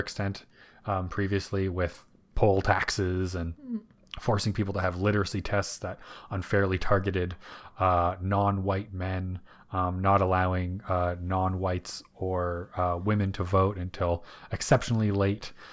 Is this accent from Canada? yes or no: yes; Canada; being able to go vote as a Canadian